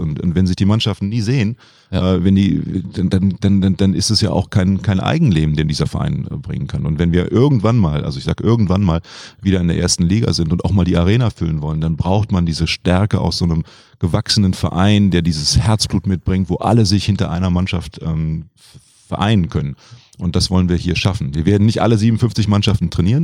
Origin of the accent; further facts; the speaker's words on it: Cologne, North Rhine-Westphalia, Germany; also born or lived in Greece; ich bin Kölner